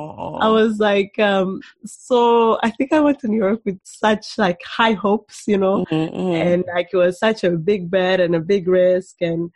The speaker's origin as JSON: {"language": "English", "country": "Rwanda", "tie": "born or raised there", "also_born_or_lived": "Burundi", "said": "So my parents are Rwandan. So I was born in Burundi because they met there and at school and, yeah, got married there."}